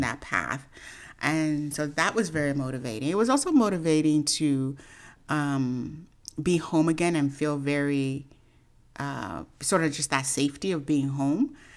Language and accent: English; Oakland, California, United States; I grew up in Oakland, California.